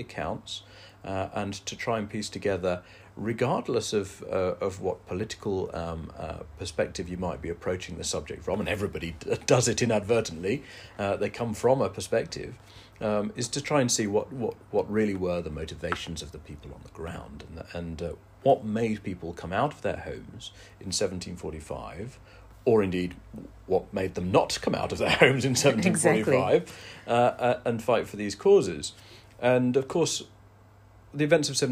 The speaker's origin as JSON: {"language": "English", "town": "Derby", "region": "East Midlands", "country": "United Kingdom", "tie": "born or raised there", "moved": "yes", "lives_now": "East Lothian, United Kingdom", "said": "I grew up in Derby, in the dead centre of England"}